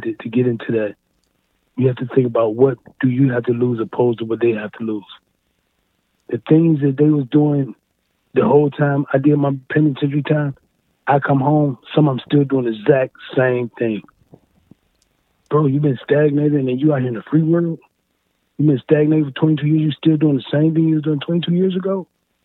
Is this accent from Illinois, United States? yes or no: no; East Cleveland, Ohio, United States; also born or lived in Wade Park, Cleveland; I'm from the East Cleveland area, but now I moved down to Wade Park.